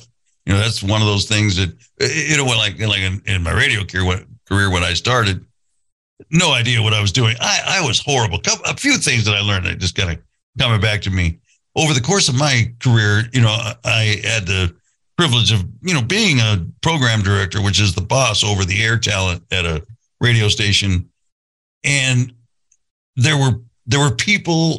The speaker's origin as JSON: {"language": "English", "town": "Santa Barbara", "region": "California", "country": "United States", "tie": "born or raised there", "said": "I grew up in Santa Barbara"}